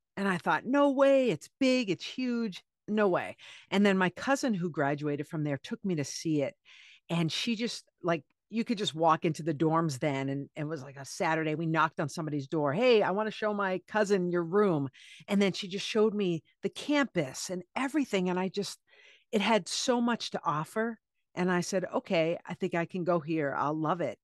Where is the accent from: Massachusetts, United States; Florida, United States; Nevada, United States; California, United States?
Massachusetts, United States; Cape Cod; now in New York City, United States; I'm from Cape Cod